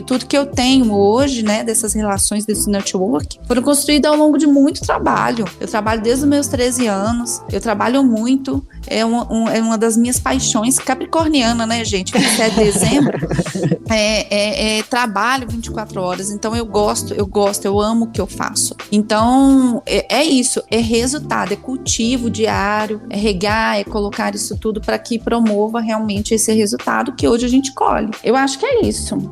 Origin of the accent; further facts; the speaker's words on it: Belo Horizonte, Minas Gerais, Brazil; now in Pedro Leopoldo, Brazil; Eu nasci em Belo Horizonte, vim para Pedro Leopoldo aos 13 anos de idade